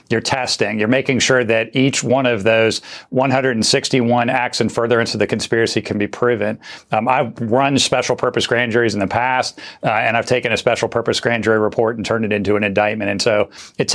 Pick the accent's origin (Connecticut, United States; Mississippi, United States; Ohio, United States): Ohio, United States; now in Atlanta, United States; I'm originally from Ohio, but I've lived in Atlanta a long time